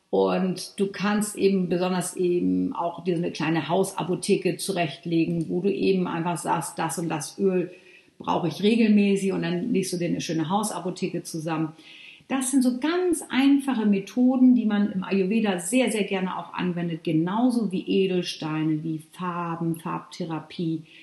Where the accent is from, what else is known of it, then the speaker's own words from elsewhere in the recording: Northern Germany, Germany; also ich komme ja hier aus Norddeutschland